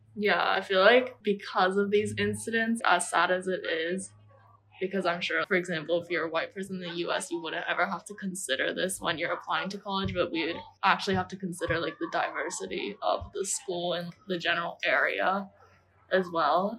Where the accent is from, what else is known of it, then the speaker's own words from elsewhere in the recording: Taiwan; English is a second language; I didn't really speak English just because I grew up in Taiwan throughout my whole life